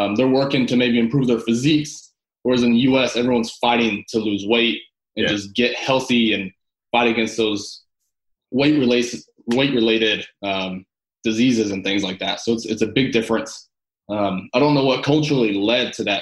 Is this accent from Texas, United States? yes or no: yes; Texas, United States; moved away as an adult; now in London, United Kingdom; I grew up in Texas my whole life